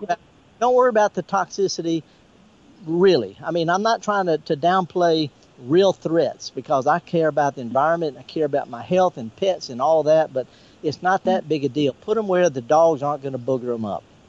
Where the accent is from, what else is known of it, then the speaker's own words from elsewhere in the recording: the Mississippi Delta, United States; I was raised in the Delta.